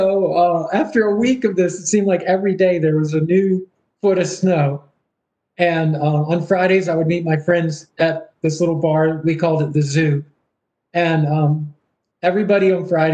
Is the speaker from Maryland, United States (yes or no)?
yes; Baltimore County, Maryland, United States; moved away; also born or lived in Pittsburgh, Pennsylvania; growing up in Baltimore County, Maryland